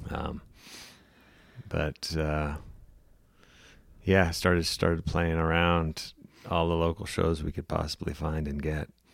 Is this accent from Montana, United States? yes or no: yes; Montana, United States; moved away; also born or lived in Missoula; born and raised in Montana.